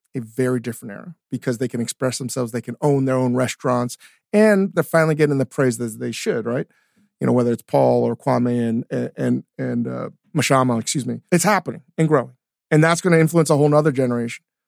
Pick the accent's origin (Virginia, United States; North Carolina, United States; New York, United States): Virginia, United States; Northern; also born or lived in Richmond; I grew up in Northern Virginia.